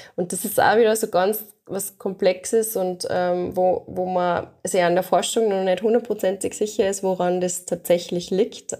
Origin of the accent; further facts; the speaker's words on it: Austria; bei uns in Österreich